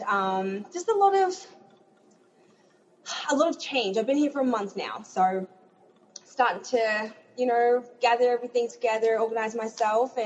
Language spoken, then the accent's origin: English; Melbourne, Victoria, Australia; moved away as an adult; now in Orlando, United States; I am from Melbourne, Australia. I was born and bred.